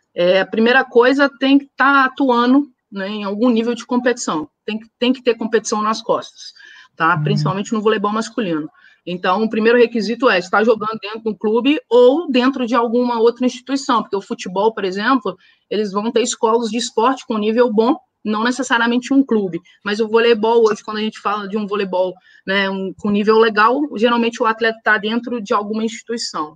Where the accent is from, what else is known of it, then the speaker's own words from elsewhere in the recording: Brazil; a gente, como brasileiro